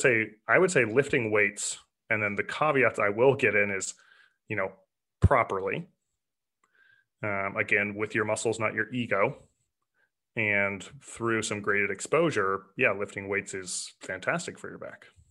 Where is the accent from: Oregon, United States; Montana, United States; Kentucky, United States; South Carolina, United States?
Oregon, United States; Portland; I grew up in Portland, Oregon